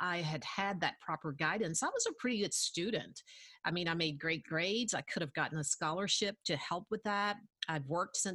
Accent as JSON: {"language": "English", "town": "Tuscumbia", "region": "Alabama", "country": "United States", "tie": "born or raised there", "said": "I am actually from the Shoals area. I was born and reared in Tuscumbia, went through the Tuscumbia system"}